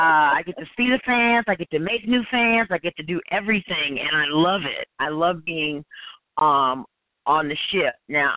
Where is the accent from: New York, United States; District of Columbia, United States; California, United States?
District of Columbia, United States; Washington; Yeah, I was born in Washington, D.C. I was born at Walter Reed Hospital.